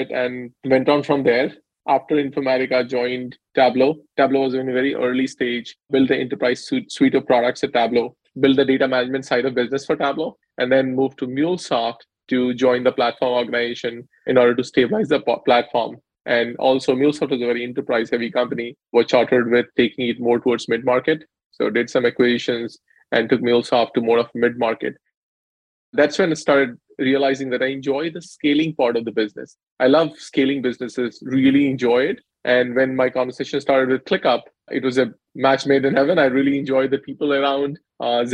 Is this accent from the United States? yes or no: no; India; moved away; So I grew up in India, undergrad there